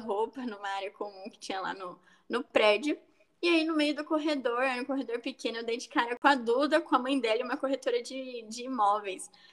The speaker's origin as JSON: {"language": "Portuguese", "region": "interior of São Paulo", "country": "Brazil", "said": "eu tenho 21 anos, sou também do interior de São Paulo"}